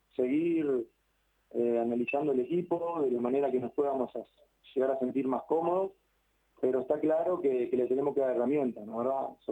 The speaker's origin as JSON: {"language": "Spanish", "country": "Uruguay", "moved": "as an adult", "lives_now": "Santa Fe, Argentina", "said": "El fútbol argentino en Uruguay lo vivimos mucho."}